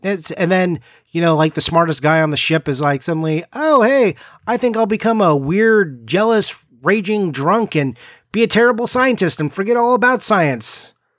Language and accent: English; East Coast, United States; I'm from the East Coast